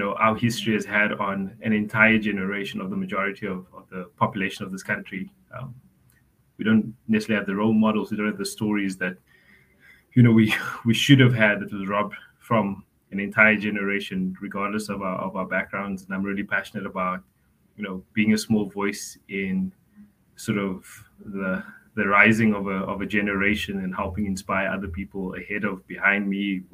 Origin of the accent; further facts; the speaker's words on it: Cape Town, Western Cape, South Africa; born, raised on the Cape Flats.